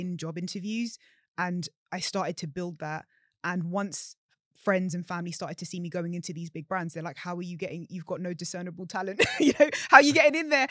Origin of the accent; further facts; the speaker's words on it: London, United Kingdom; growing up in London